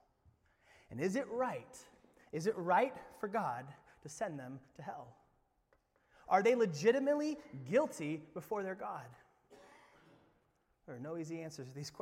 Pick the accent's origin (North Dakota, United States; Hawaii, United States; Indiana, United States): Indiana, United States; moved away; I'm from Indiana